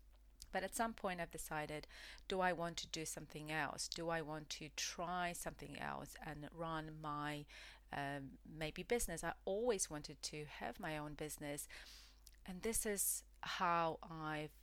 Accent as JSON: {"language": "English", "country": "Poland", "tie": "born or raised there", "also_born_or_lived": "United Kingdom", "second_language": "English", "moved": "as an adult", "said": "I left my home country, which is Poland"}